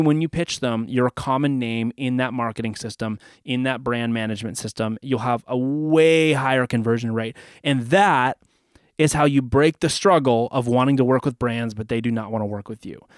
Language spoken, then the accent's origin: English; Canada; I'm from Canada